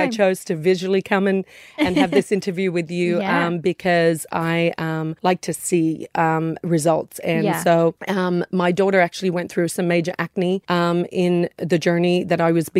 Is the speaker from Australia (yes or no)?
yes; Australia; born there; also born or lived in United States; So seen a lot, worked in a lot of areas internationally, but Australian born.